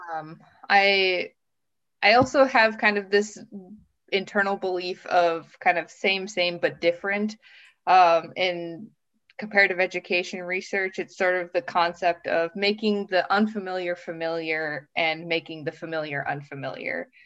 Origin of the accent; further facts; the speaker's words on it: Minnesota, United States; moved away as an adult; also born or lived in Brooklyn, New York City / Missouri / southern Japan; now in Finland; I grew up in a small town in the North Midwest state of Minnesota, which is very similar to Finland